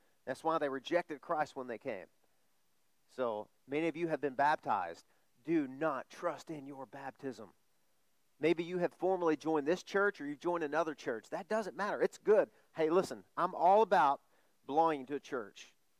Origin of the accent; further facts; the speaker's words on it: the Bible Belt, United States; born there; I was born in the Bible Belt. I know the Bible stories.